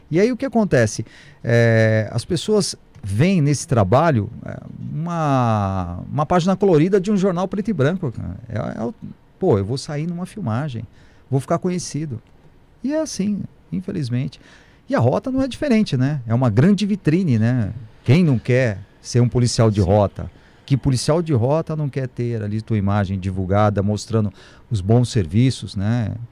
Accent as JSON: {"language": "Portuguese", "region": "São Paulo", "country": "Brazil", "said": "Eu estive no Guarujá, sou de São Paulo, estou fazendo um trabalho em São Paulo, Guarujá, Praia Grande"}